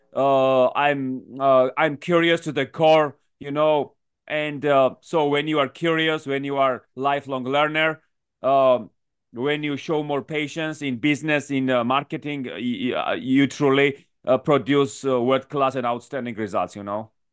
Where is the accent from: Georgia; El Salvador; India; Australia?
Georgia; moved away as an adult; also born or lived in Washington, D.C., United States / New York City, United States / London, United Kingdom; I come from Georgia, actually, from the country